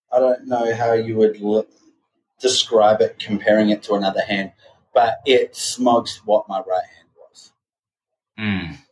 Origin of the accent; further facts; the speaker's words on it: Australia; moved away as an adult; now in Southern California, United States; I'm an Australian soul living in America.